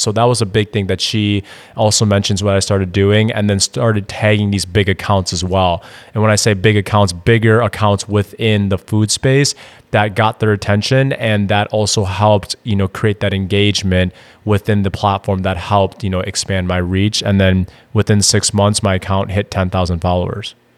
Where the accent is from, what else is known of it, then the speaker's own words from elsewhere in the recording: Madison, Wisconsin, United States; moved away as an adult; now in Austin, United States; I'm actually originally from Madison, Wisconsin. Moved down to Austin, Texas in twenty sixteen